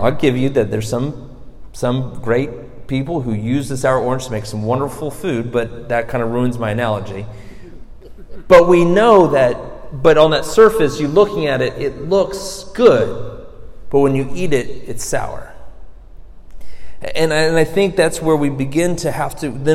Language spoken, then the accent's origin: English; Florida, United States; I'm from Florida